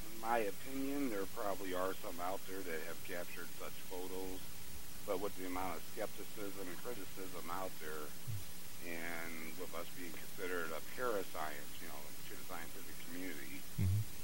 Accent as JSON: {"language": "English", "town": "St. Louis", "region": "Missouri", "country": "United States", "tie": "born or raised there", "said": "my hometown of St. Louis, Missouri"}